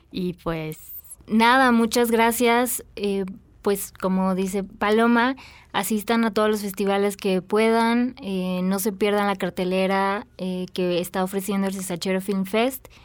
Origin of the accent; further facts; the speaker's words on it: Yucatán, Mexico; pues yo soy de Yucatán